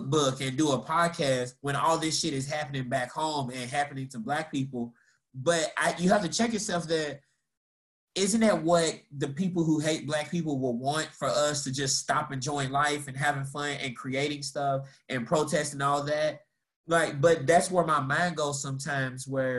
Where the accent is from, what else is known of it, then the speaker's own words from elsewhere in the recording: Louisville, Kentucky, United States; moved away as an adult; also born or lived in Tallahassee / Atlanta; I'm from Louisville